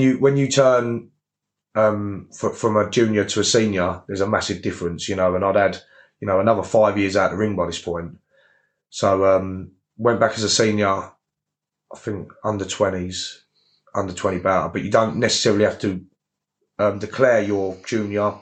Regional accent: Gillingham, South East England, United Kingdom; I'm from Gillingham

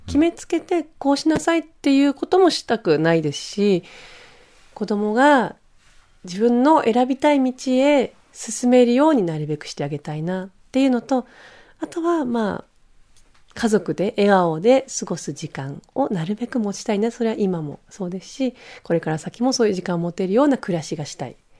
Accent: Switzerland; now in Japan; まあスイス出身なので

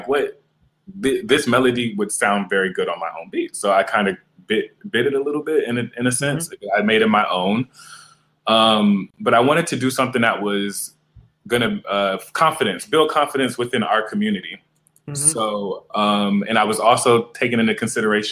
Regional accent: Marietta, Georgia, United States; Well, I'm from Georgia. I'm from, like I said, Marietta, Georgia. So my family is very country

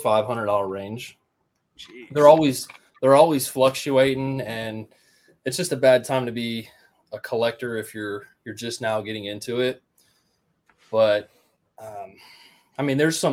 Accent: Riverside, Ohio, United States; I grew up in Riverside, Ohio

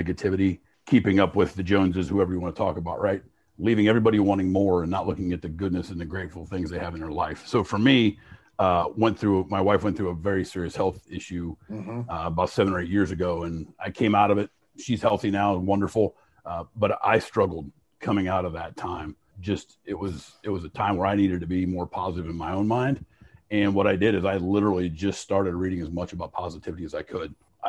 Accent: Fort Recovery, Ohio, United States; I was born in Fort Recovery.

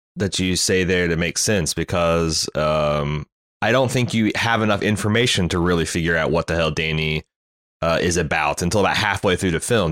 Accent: United States; as an American living in the, the early tw, going into the twenty-first century

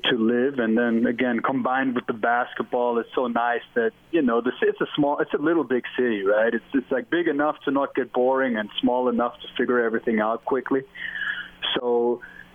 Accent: Germany; English is a second language; moved away as an adult; now in Salt Lake City, United States; I'm from Germany

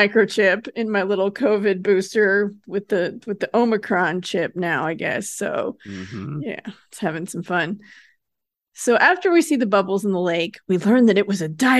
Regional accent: Lake Tahoe, United States; which I'm from Lake Tahoe, so that does not sound impressive to me. I'm a lake snob.

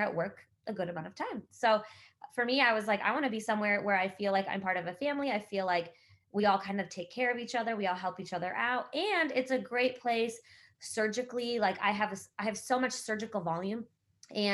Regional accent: Michigan, United States; moved away as an adult; also born or lived in Canada / Cincinnati, Ohio / Cleveland, Ohio; now in Louisville, United States; I was born in Canada, and I grew up in Michigan.

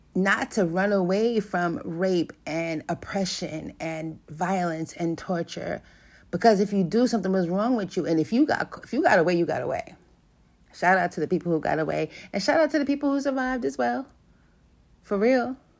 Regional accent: New York City, New York, United States; I grew up in New York City.

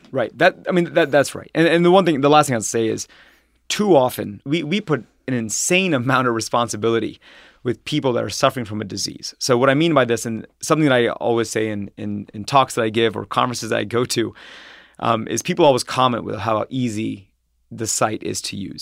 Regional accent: Troy, Ohio, United States; also born or lived in New York / San Francisco; I'm from Ohio, um, and I grew up in Troy, Ohio, which is a s, which is a s, small suburb, um, outside of Dayton

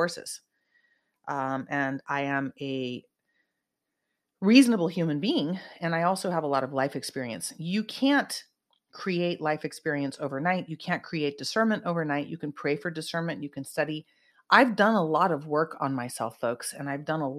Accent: Silicon Valley, California, United States; I'm from Silicon Valley

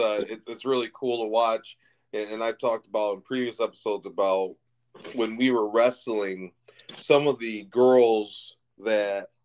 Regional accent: Lansing, Michigan, United States; it's right in Lansing, right in my hometown, literally about 10 minutes away from where I grew up.

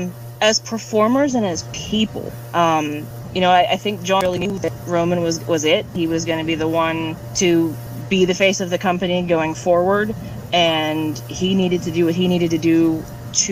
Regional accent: Pittsburgh, Pennsylvania, United States; I'm from Pittsburgh

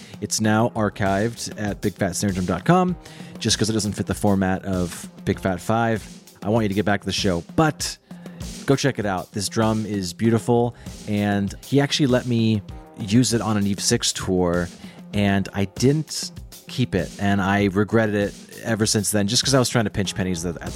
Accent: Seattle, Washington, United States; moved away as an adult; now in Los Angeles, United States; I was born and raised in the Seattle area, actually. And then I moved to LA in 2016

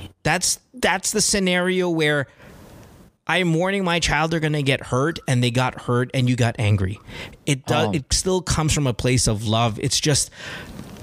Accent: Philippines; as a Filipino parent

